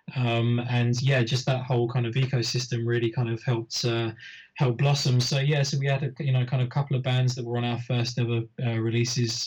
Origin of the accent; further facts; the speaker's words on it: United Kingdom; I was putting on shows locally in my in my hometown, um, which is a, a, kind of a shire town just north of London